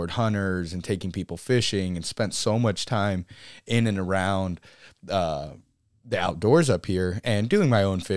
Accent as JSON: {"language": "English", "region": "Central Texas", "country": "United States", "tie": "born or raised there", "also_born_or_lived": "Kodiak Island, Alaska", "moved": "as an adult", "lives_now": "Alaska, United States", "said": "I was born on Kodiak Island, but we moved down to Central Texas before I turned, one, right there at like 10, 11 months or so, and grew up hunting and fishing down there"}